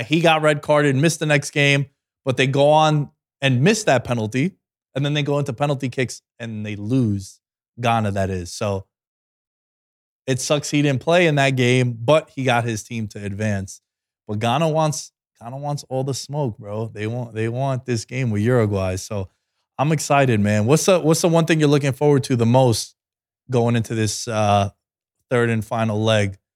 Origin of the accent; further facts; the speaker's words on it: New York City, New York, United States; growing up in Queens, when you walk down Steinway Streets